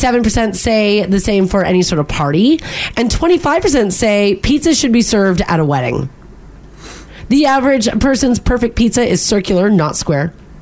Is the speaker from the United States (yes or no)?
no; Canada; I'm Canadian.